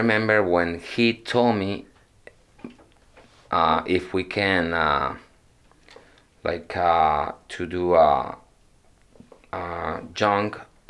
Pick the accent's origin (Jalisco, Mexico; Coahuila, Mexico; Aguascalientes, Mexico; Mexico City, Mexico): Aguascalientes, Mexico; also born or lived in Phoenix, Arizona; now in Goshen, United States; And I am from Mexico.